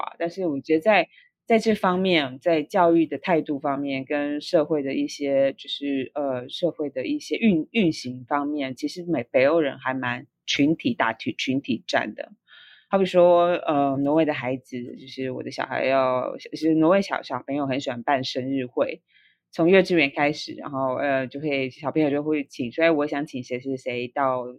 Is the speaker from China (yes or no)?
no; Taiwan; moved away as an adult; now in Norway; 我在台湾就是求学啊，甚至于求职的的呃之路都是非常顺利